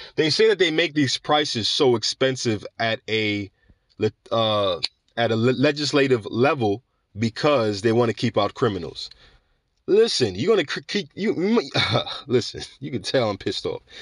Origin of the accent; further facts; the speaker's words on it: New York City, New York, United States; New York City, my hometown, for making me proud to be a New Yorker